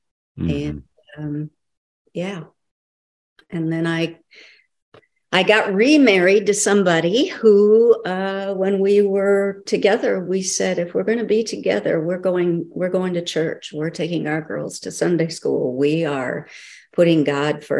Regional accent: South Dakota, United States; moved away; also born or lived in Los Angeles / Santa Ynez; I grew up in South Dakota

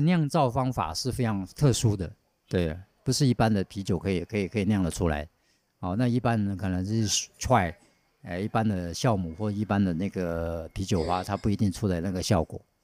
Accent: Taiwan; 我们台湾人

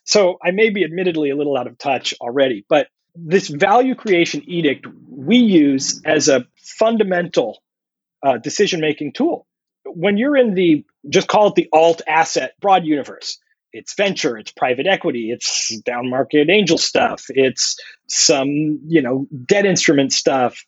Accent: San Diego, California, United States; I'm calling in from San Diego

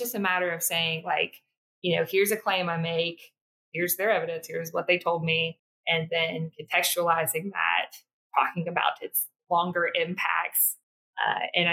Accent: South Mississippi, United States; I born and raised in South Mississippi

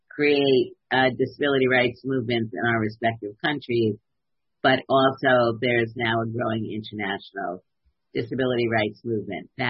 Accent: New York City, New York, United States; I grew up in Brooklyn

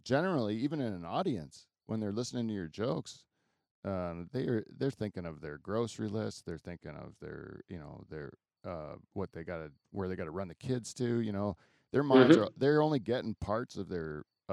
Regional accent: Delhi, Ontario, Canada; I'm from Delhi

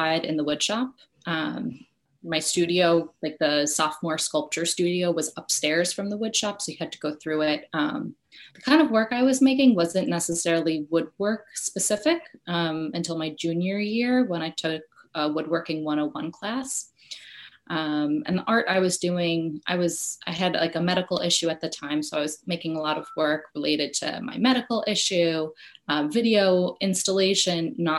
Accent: Westchester, New York, United States; I grew up in Westchester, New York, so like half an hour outside of New York City

